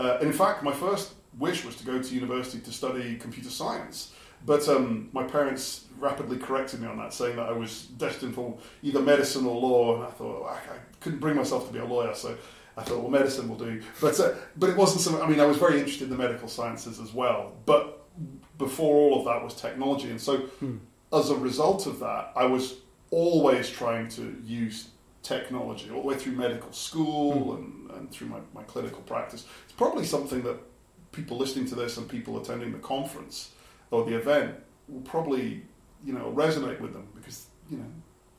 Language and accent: English; Aberdeen, Scotland, United Kingdom; now in England; So I'm originally from Aberdeen, although my time in England has ironed that out of me now, I'm afraid.